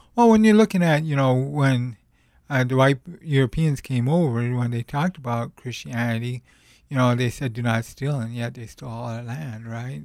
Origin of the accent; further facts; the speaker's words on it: Montana, United States; I came from the Rocky Mountains, Montana